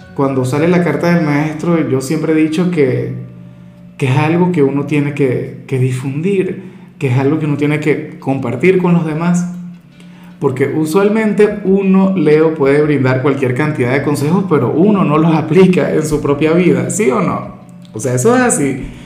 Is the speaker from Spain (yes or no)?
no; Venezuela; muy de mi tierra